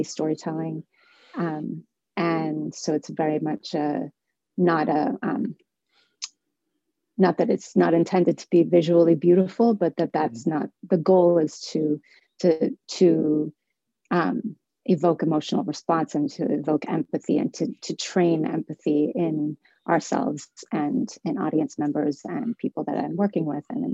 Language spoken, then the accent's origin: English; Somerville, Massachusetts, United States; I was born and raised in Somerville